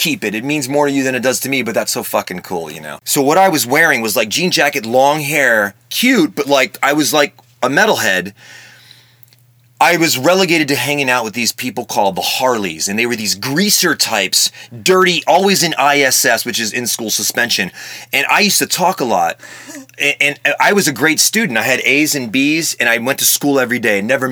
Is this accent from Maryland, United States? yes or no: yes; Maryland, United States; moved away; also born or lived in Washington, D.C.; I grew up in Maryland